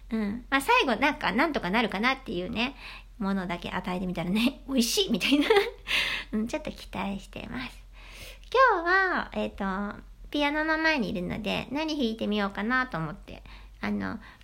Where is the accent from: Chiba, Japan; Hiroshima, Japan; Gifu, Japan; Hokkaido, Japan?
Hiroshima, Japan; moved away; 島出身なんですね、私。